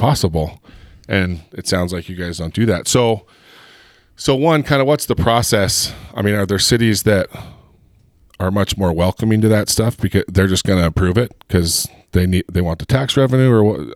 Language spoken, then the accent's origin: English; Heber, Utah, United States; I'm from Heber